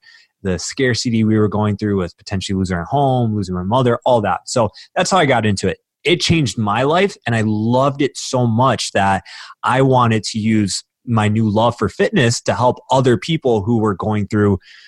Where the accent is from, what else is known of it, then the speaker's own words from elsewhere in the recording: Warren, Michigan, United States; I grew up outside of Detroit, Michigan, so Warren, Michigan.